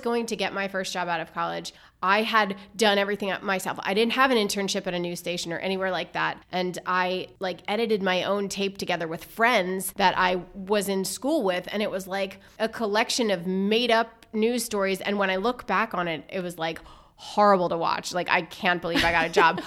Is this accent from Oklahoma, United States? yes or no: no; Berks County, Lower Alsace, Pennsylvania, United States; moved away as an adult; also born or lived in Los Angeles, California / Greenville, Mississippi / Washington; I grew up in Berks County in Lower Alsace area